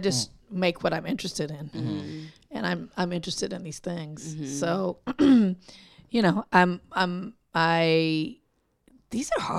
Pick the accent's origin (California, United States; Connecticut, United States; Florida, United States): California, United States; Compton; I grew up in Compton on the West Coast.